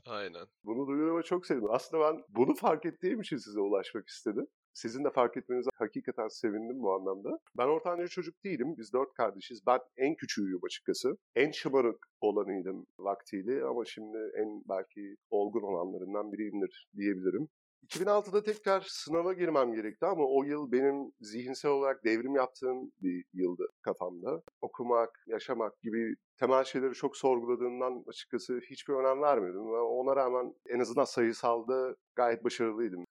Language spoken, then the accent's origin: Turkish; Turkey; moved away; also born or lived in Istanbul; biz Türkler olarak